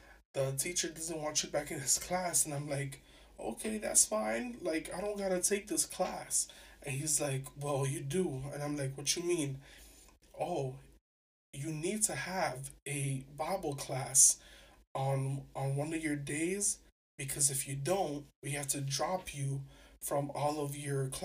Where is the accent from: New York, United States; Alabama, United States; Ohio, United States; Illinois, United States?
New York, United States; New York City; I'm from New York City. I grew up, like, being kind of ghetto